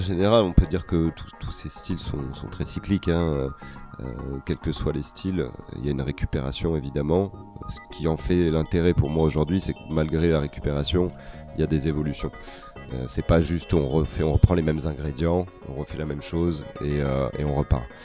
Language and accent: French; Paris region, Île-de-France, France; moved away as an adult; now in Marseille, France; je suis né euh, dans la cité phocéenne, même si j'ai passé une bonne partie de ma vie euh, à Paris, en région parisienne en tout cas.